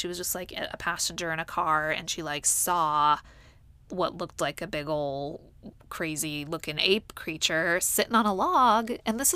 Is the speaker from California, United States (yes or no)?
no; Whidbey Island, Washington, United States; moved away; since I'm originally from Washington, I thought I would have a little look-see at the sightings that have been reported there. And, excitedly, I found some sightings from my hometown on Whidbey Island